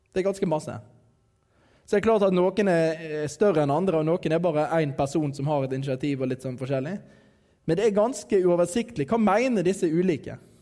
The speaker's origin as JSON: {"language": "Norwegian", "area": "Radøy", "region": "Vestland", "country": "Norway", "said": "jeg er fra Radøy"}